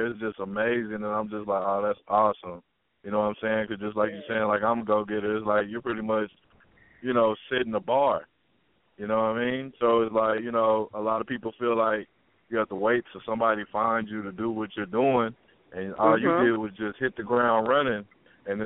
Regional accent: Texas, United States; of course I'm Texas

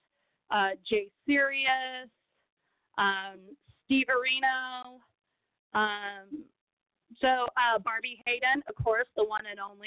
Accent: Brazil; English is a second language; now in Texas, United States; I was born in Brazil. I was raised in Brazil.

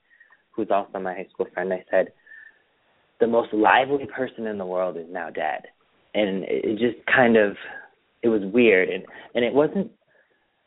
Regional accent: Springfield, Massachusetts, United States; moved away; Springfield. But, you know, I just moved out here

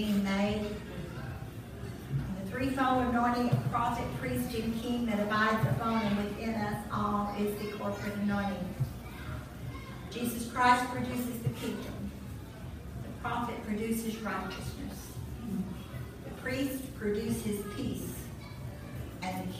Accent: Southeast Missouri, United States; now in Texas, United States; I grew up in Southeast Missouri

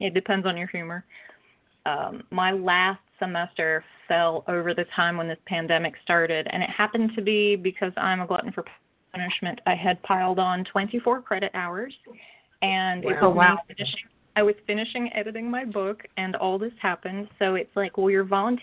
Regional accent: Rutherfordton, North Carolina, United States; a small town like the one that is my hometown

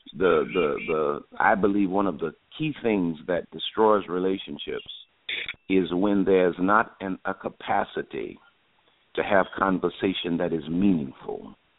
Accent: New Orleans, Louisiana, United States; also born or lived in Houston, Texas; I was born and raised in New Orleans, Louisiana

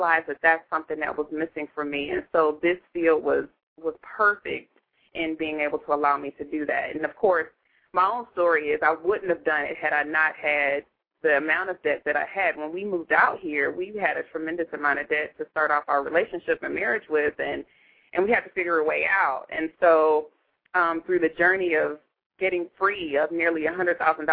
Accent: Southfield, Michigan, United States; moved away as an adult; now in Phoenix, United States; I'm from the Detroit area, right outside Detroit. Southfield, Michigan is my hometown, and I've been out here in Phoenix going on 12 years.

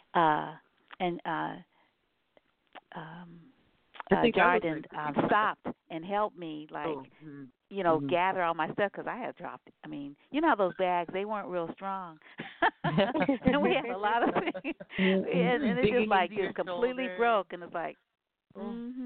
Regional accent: New Orleans, Louisiana, United States; I'm from New Orleans

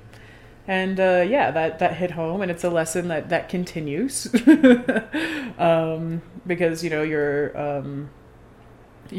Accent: Denver, Colorado, United States; I'm from Denver.

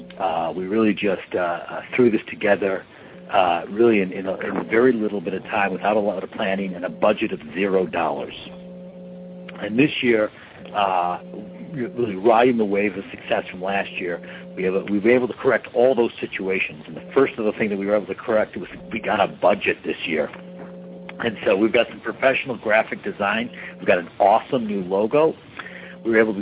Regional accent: Detroit, Michigan, United States; I'm from Detroit

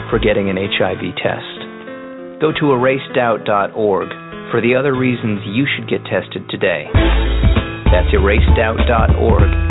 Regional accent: Fort Lauderdale, Florida, United States; from Fort Lauderdale, Florida, and you're listening to the Real Raw and Uncut Anniversary Edition.

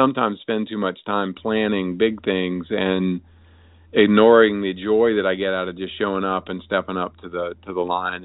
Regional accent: Wilmington, North Carolina, United States; my hometown of Wilmington, North Carolina

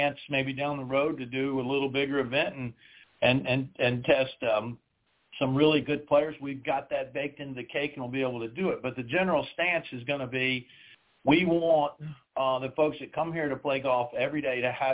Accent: South Carolina, United States; the countryside where I grew up in South Carolina

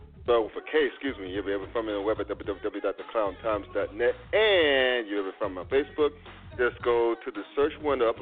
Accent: North Carolina, United States; growing up in North Carolina.

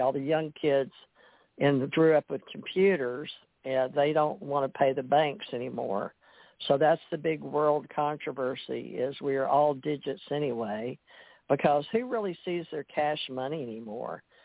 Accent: Monroe, Louisiana, United States; moved away; also born or lived in Kentucky / Gulf Breeze; I was from Monroe, Louisiana.

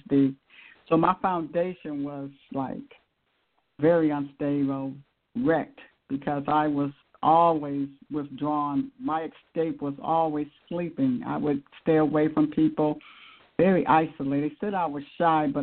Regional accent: Akron, Ohio, United States; I grew up in Akron, Ohio

